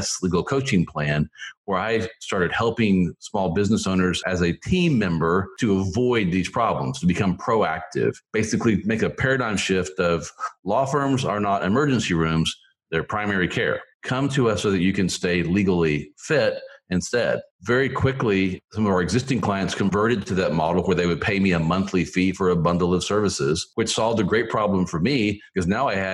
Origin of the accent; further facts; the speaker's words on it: Tulsa, Oklahoma, United States; moved away as an adult; also born or lived in Philippines / Missouri; I grew up in Oklahoma in the Tulsa area.